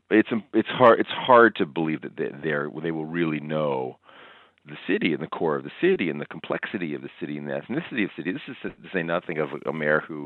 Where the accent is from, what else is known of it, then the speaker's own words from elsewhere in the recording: Toronto, Ontario, Canada; growing up in Etobicoke